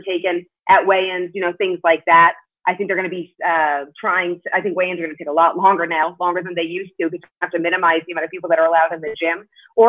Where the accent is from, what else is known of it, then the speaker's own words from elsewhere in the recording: Las Vegas, Nevada, United States; also born or lived in New York City; we moved to Las Vegas from New York City